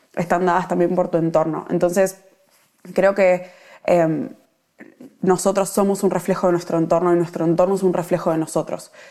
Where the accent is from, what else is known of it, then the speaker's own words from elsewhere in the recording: Argentina; moved away as an adult; now in Melbourne, Australia; yo estoy viviendo en Melbourne, soy argentina